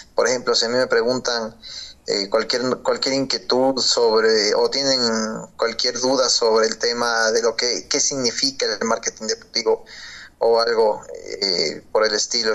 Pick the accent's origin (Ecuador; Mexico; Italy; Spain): Ecuador; soy locutor deportivo ecuatoriano